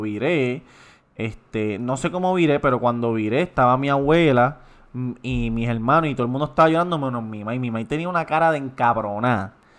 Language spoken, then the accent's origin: Spanish; Puerto Rico; somos los boricuas